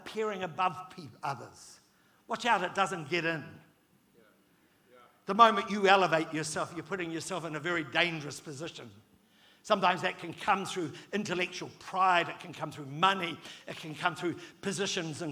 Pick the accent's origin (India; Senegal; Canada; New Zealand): New Zealand; I'm a fifth generation New Zealander